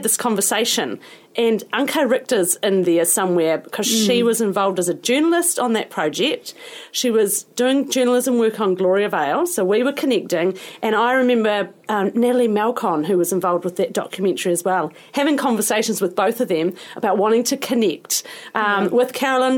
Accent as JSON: {"language": "English", "town": "Timaru", "region": "Canterbury", "country": "New Zealand", "said": "come from Timaru."}